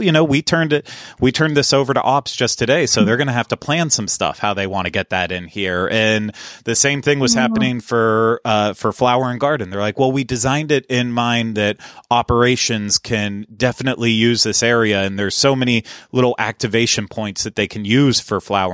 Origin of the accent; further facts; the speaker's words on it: Pittsburgh, Pennsylvania, United States; now in Orlando, United States; growing up in Pittsburgh, Pittsburgh felt like a massive city.